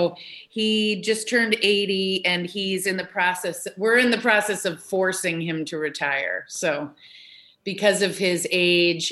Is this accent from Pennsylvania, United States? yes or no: no; Newton, Massachusetts, United States; moved away as an adult; also born or lived in Chicago; I grew up in Newton, which is true